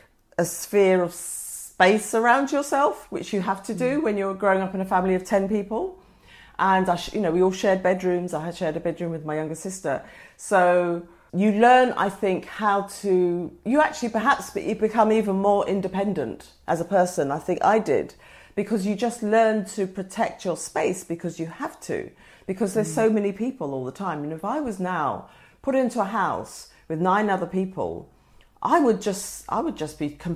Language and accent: English; Woolwich, London, United Kingdom; It was not the Woolwich that it is today. It was a squaddy town. And we were a mixed race family. My father was Nigerian, my mother English.